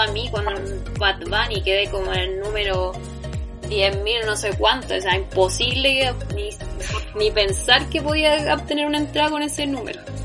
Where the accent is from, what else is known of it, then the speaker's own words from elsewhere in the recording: Chile; no soy de acá, soy de Chile, un país que nadie conoce